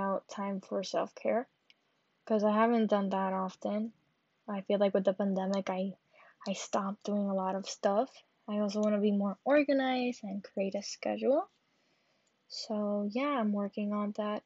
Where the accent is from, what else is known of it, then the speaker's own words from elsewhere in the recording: Carolina, Puerto Rico; I'm from Carolina, Puerto Rico